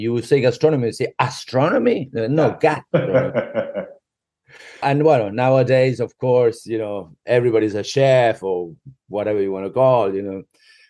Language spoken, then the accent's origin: English; Argentina; we are from Great Britain. I consider myself a complete RG. However, I did go to a very British school in Argentina, sort of like a Harry Potter kind of school